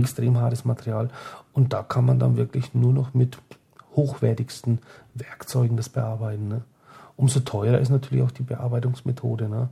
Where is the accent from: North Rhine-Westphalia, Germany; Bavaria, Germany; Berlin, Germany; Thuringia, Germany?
Bavaria, Germany; Franconia; hier bei uns in Franken